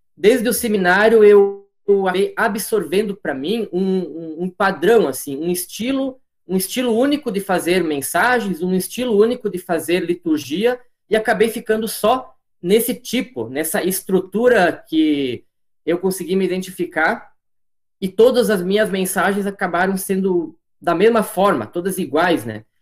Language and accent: Portuguese; Marau, Rio Grande do Sul, Brazil; moved away as an adult; also born or lived in Balneário Camboriú, Santa Catarina; now in Medianeira, Brazil; Eu sou natural do litoral de Santa Catarina, Balneário Camboriú, mas eu, na verdade, fui criado gaúcho. Desde os meus nove meses de vida, eu moro na cidade de Marau, ao lado de Passo Fundo.